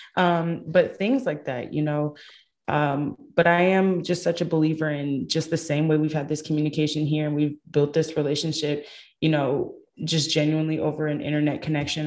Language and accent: English; Michigan, United States; I'm from Michigan